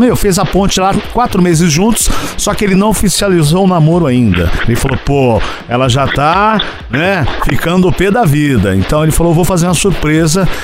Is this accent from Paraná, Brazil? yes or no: yes; Santa Amélia, Paraná, Brazil; moved away; Minha querida Paraná, que eu nasci em Santa Amélia, aí no Paraná